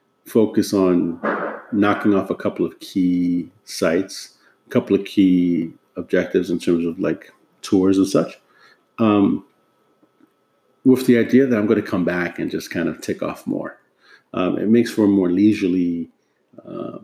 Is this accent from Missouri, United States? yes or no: no; New York City, New York, United States; moved away as an adult; now in Washington, D.C., United States; back home in my hometown of New York City